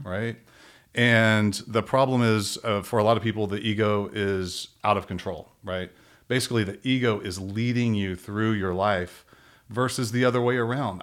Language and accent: English; Robinson, Texas, United States; moved away; I grew up in a really small town outside of Waco, Texas